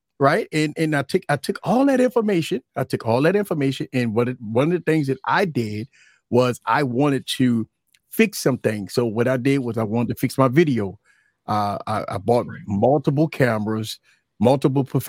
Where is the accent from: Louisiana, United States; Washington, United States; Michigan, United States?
Louisiana, United States; New Orleans; Born and raised in New Orleans. Louisiana has been my life from birth